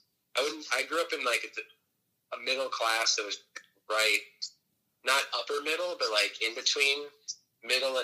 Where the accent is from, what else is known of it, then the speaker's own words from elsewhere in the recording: Phoenix, Arizona, United States; moved away as an adult; now in New York, United States; Phoenix my whole life